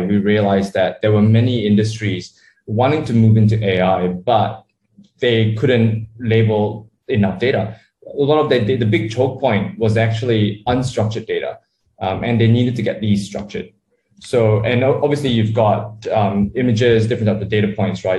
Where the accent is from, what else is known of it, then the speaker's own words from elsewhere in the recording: Sydney, New South Wales, Australia; moved away as an adult; also born or lived in Malaysia; now in Kuala Lumpur, Malaysia; I was born in Malaysia, grew up in Australia, decided to move back to Southeast Asia um, after about, you know, 15, 20 years in, in Sydney